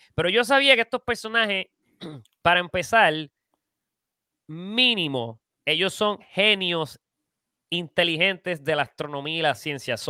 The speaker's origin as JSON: {"language": "Spanish", "country": "Puerto Rico", "said": "somos boricuas"}